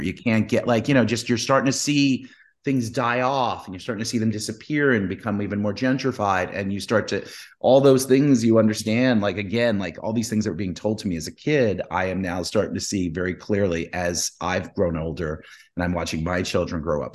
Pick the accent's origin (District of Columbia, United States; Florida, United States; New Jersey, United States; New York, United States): New York, United States; New York City; I grew up in New York, grew up in the Bronx